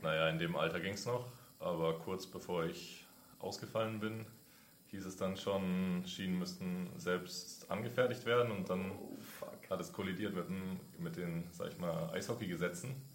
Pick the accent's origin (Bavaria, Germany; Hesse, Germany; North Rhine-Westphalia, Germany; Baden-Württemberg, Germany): Bavaria, Germany; Nuremberg; now in Berlin, Germany; ich komme aus dem Frankenland, aus Nürnberg